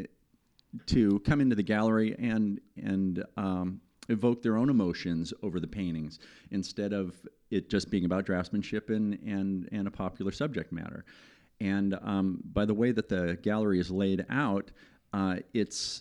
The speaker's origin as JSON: {"language": "English", "region": "Southern California", "country": "United States", "moved": "yes", "lives_now": "New Bern, United States", "said": "I'm from Southern California"}